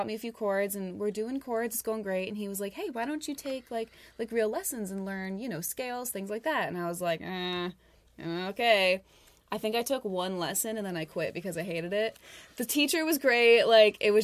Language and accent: English; East Rochester, New York, United States; moved away as an adult; now in Nashville, United States; I grew up in East Rochester and lived there my whole life